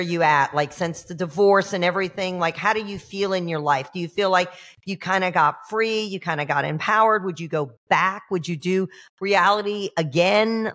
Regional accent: Georgia, United States; now in Florida, United States; I'm a transplant. I'm from Georgia. I'm a hillbilly freaking redneck. But you know, I've been here 30 years

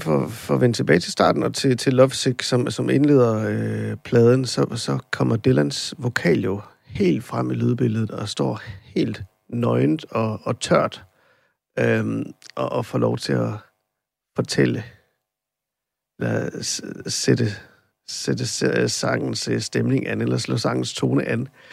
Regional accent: Randers, Central Denmark Region, Denmark; jeg er jo fra Randers oprindeligt

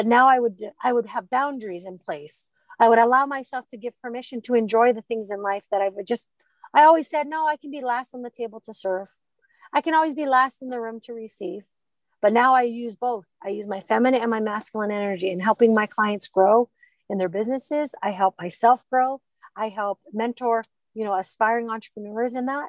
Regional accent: Hawaii, United States; growing up in Hawaii

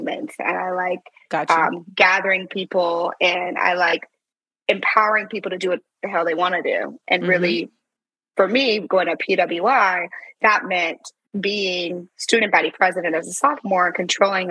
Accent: St. Louis, Missouri, United States; moved away as an adult; also born or lived in Silicon Valley; I'm from St. Louis

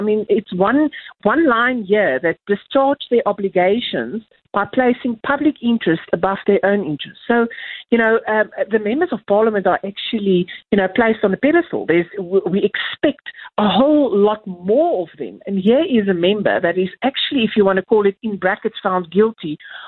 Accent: South Africa; as a South African

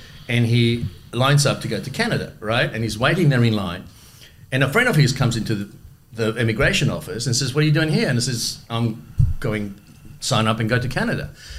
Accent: Melbourne, Victoria, Australia; English is a second language; also born or lived in Düsseldorf, Germany / Madrid, Spain; So we come to Australia. We moved to Carlton, to Logan Street. I grew up in Logan Street in an amazing neighbourhood.

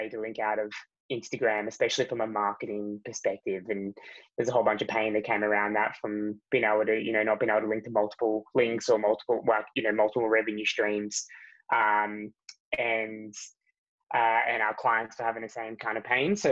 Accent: Australia; I grew up in Australia

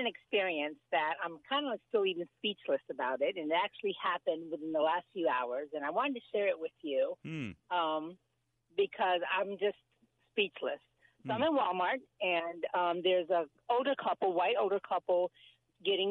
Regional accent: Puerto Rico; I'm Puerto Rican. I'm from Puerto Rico

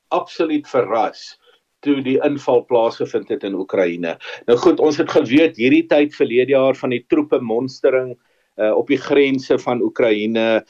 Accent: South Africa

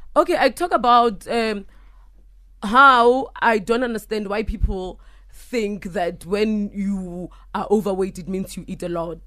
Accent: Limpopo, South Africa; I was born in Limpopo

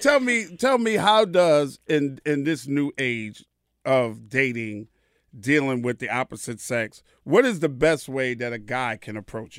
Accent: New York, United States; I'm from New York.

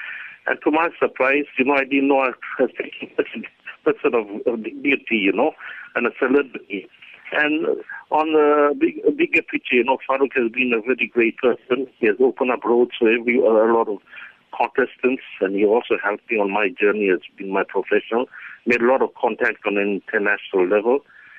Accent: KwaZulu-Natal, South Africa; I'm from Northern Natal, and we were in the hospitality industry

